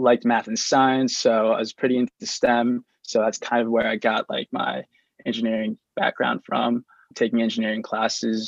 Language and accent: English; Lancaster, Pennsylvania, United States; I was born and raised in Lancaster, PA, and I grew up in suburbia